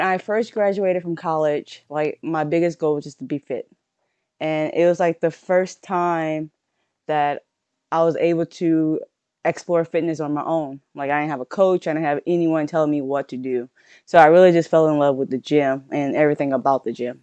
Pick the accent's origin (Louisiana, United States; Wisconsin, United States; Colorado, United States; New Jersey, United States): Louisiana, United States; Centerville; also born or lived in Nevada; now in Virginia, United States; I'm originally born and raised from Louisiana